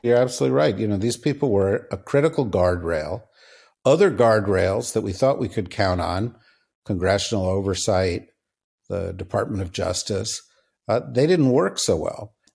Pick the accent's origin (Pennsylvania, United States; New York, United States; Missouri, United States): New York, United States; New York City; now in Washington, D.C., United States; I'm from New York City.